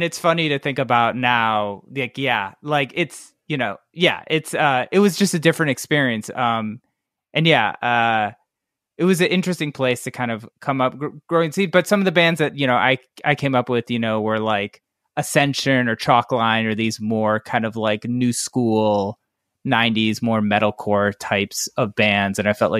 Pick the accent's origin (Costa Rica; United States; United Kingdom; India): United States; Cleveland, Ohio; Like I'd be like, I'm from Cleveland.